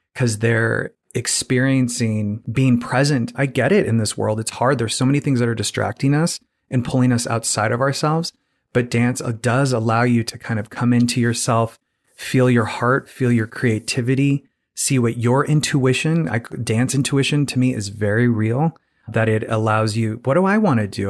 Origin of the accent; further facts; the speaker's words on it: Phoenix, Arizona, United States; moved away; I'm from Phoenix, Arizona originally